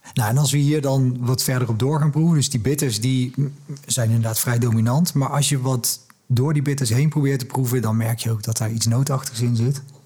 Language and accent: Dutch; Netherlands; als Nederlanders